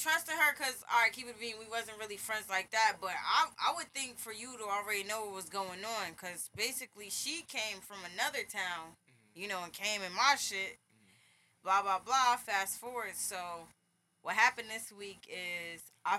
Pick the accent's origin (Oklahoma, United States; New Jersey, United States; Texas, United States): New Jersey, United States; But, yeah, I'm from Jersey.